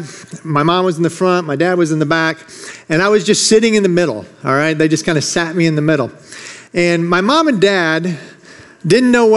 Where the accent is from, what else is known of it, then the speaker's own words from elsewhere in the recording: Michigan, United States; I grew up in Michigan